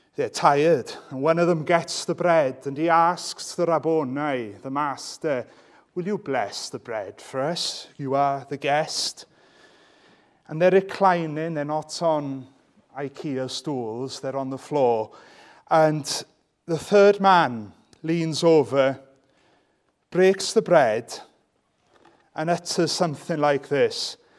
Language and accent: English; Welsh, Wales, United Kingdom; I'm Welsh